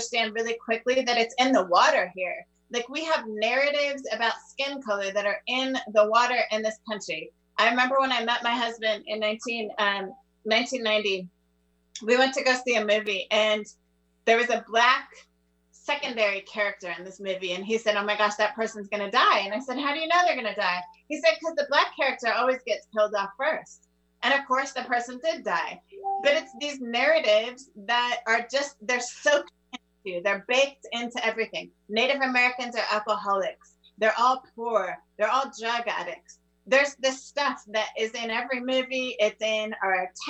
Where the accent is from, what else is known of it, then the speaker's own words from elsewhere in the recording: Netherlands; moved away as an adult; now in United States; I was raised in the Netherlands